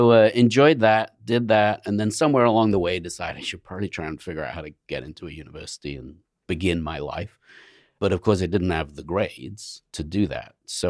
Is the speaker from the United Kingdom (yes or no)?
yes; England, United Kingdom; now in United States; Well, you know, I left England, 35 years ago. So my accent's somewhere in the middle of the Atlantic at this point.